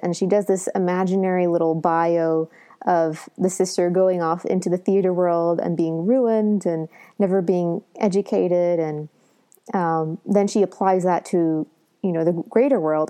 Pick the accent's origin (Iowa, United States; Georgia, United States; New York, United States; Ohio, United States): Ohio, United States; Southern; I come, you know, from Southern Ohio, so I'm not a Northerner either